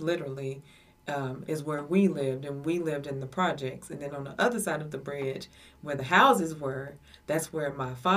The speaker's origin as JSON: {"language": "English", "town": "Madison", "country": "United States", "tie": "born or raised there", "said": "I grew up in Madison for the latter part of my years. Went to school there"}